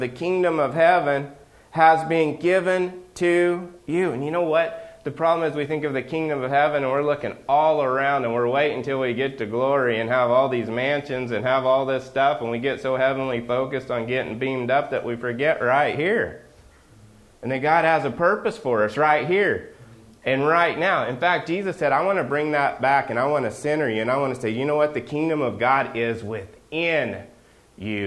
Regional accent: Oklahoma, United States; where I grew up in Oklahoma

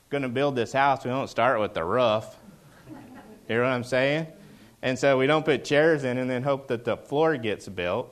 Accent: Oklahoma, United States; moved away as an adult; now in Seattle area, United States; I grew up in Oklahoma

